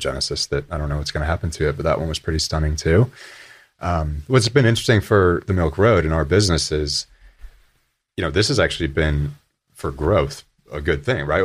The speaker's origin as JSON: {"language": "English", "town": "Buffalo", "region": "New York", "country": "United States", "tie": "born or raised there", "said": "I grew up in Buffalo, New York"}